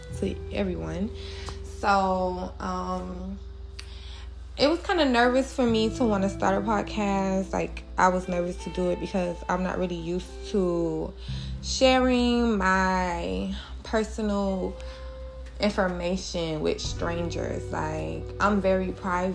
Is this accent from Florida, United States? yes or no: yes; Miami, Florida, United States; I am from Dade County, 305, Miami, Florida